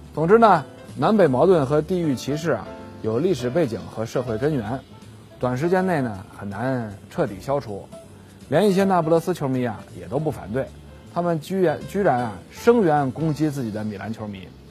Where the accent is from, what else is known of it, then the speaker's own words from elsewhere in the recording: China; 我们中国人